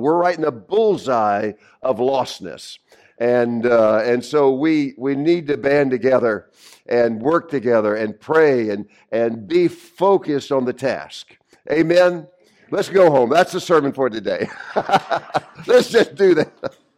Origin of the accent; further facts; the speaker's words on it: the South, United States; now in New England, United States; I'm from the South